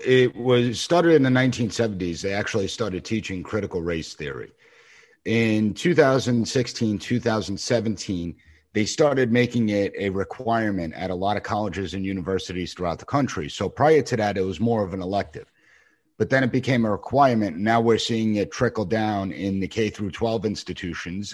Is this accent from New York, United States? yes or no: yes; Long Island, New York, United States; I'm from the Long Island region